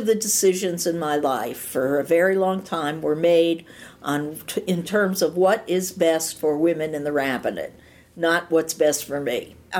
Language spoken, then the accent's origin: English; Cleveland, Ohio, United States; I'm from Cleveland.